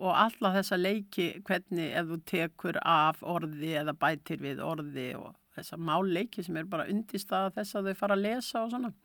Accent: Akureyri, Northeastern Region, Iceland; borin á Baltfætti hérna á Akureyri

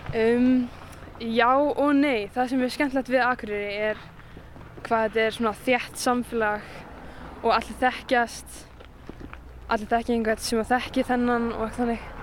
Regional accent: Akureyri, Northeastern Region, Iceland; þegar maður fer svo til Reykjavíkur sem svona Akureyringur

